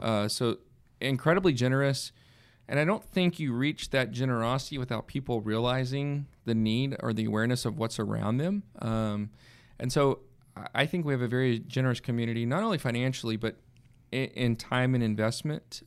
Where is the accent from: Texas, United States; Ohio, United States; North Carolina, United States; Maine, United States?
Texas, United States; Red Oak; moved away as an adult; also born or lived in Arkansas / Oklahoma; I grew up in the Dallas area in, uh, a town at the time that was small, Red Oak, Texas, just south of the Dallas area.